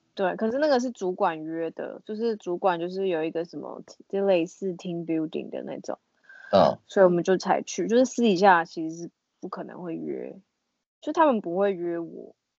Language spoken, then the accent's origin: Chinese; Taiwan; now in Texas, United States; 唯一一个台湾人